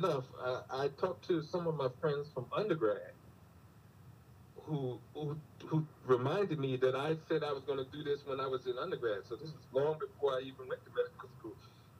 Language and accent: English; New York City, New York, United States; moved away as an adult; also born or lived in Washington, D.C. / Atlanta / Philadelphia / Baltimore; now in Oklahoma, United States; I was born in Brooklyn.